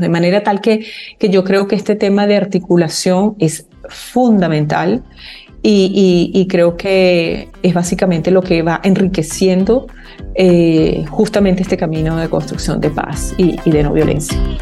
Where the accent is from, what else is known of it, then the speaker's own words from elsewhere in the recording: Venezuela; nosotros como, como venezolanas y venezolanos